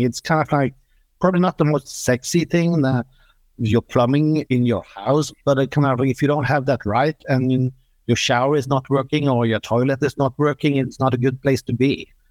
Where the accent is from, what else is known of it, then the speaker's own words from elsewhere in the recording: Norway; I'm coming from Norway